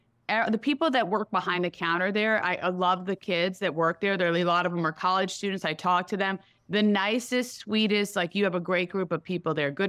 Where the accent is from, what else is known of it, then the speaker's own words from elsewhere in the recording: Troy, New York, United States; I was in upstate. I grew up in Troy, New York, the toilet of America.